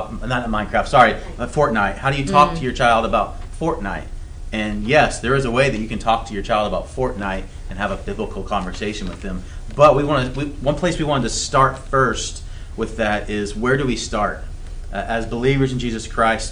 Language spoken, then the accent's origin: English; the South, United States; I grew up in the South